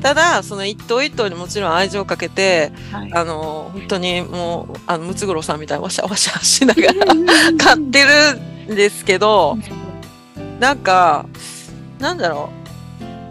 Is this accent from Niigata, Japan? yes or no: no; Osaka, Japan; moved away as an adult; now in Ishigaki, Japan; 私は、出身は大阪出身